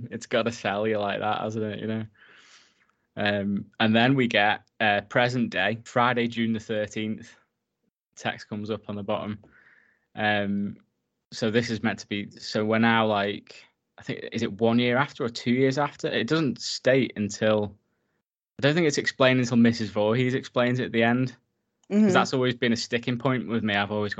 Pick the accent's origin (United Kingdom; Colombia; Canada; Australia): United Kingdom; North West England; because I grew up like in the Lake District, like in a sort of similar setting, like hanging out by the lake, messing about